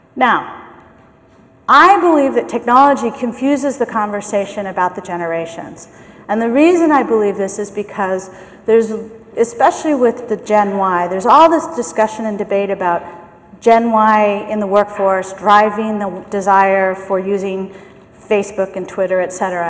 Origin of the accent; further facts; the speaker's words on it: San Francisco, California, United States; I am from San Francisco. I'm from the US